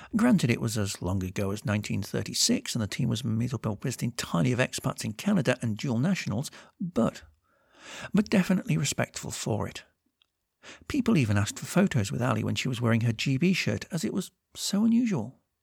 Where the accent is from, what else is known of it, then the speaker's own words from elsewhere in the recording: England, United Kingdom; I'm English